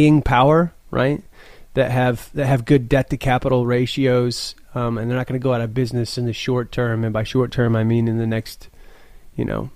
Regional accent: Midland, Texas, United States; I'm from Midland, Texas, which is like the second biggest oil town in America

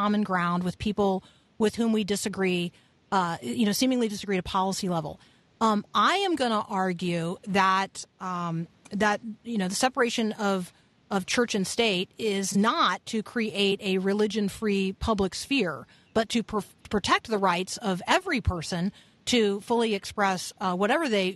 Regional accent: Tampa, Florida, United States; I grew up in Tampa

